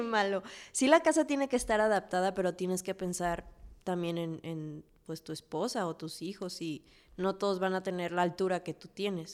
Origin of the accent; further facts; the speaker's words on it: Mexico; amo México y más que como mexicana